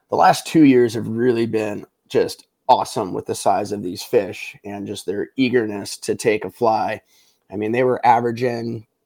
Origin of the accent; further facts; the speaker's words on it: Colorado, United States; now in Alaska, United States; when I was from Colorado in the lower 48, you need to know bugs.